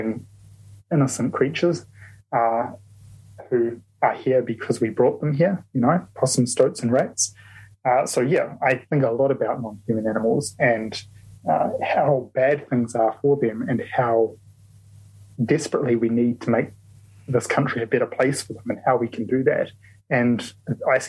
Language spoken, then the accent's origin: English; New Zealand; I'm a Kiwi